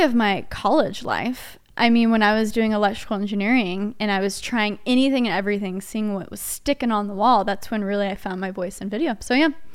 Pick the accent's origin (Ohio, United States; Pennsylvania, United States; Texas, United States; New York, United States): Texas, United States; Dallas; also born or lived in Nashville; I'm born and raised in Dallas, and then I moved to Nashville for only nine months